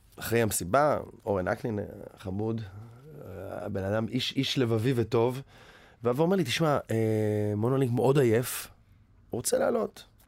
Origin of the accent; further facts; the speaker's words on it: Tel Aviv, Tel Aviv District, Israel; moved away as an adult; now in United States; גדלתי ברמת אביב